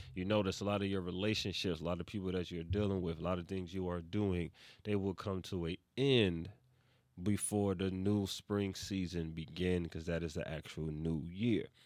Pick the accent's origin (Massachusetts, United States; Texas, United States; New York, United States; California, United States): New York, United States; New York City; I am from East Harlem, New York City